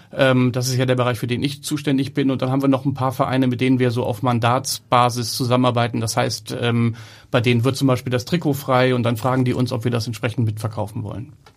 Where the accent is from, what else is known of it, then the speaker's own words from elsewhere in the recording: Hamburg, Germany; ich bin in Hamburg geboren, bin in Hamburg groß geworden, zur Schule gegangen